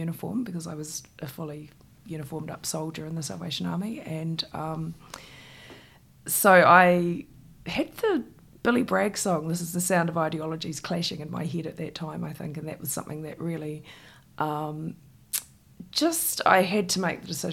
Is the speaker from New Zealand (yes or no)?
yes; Christchurch, Canterbury, New Zealand; I grew up in Shirley in Christchurch in a state house.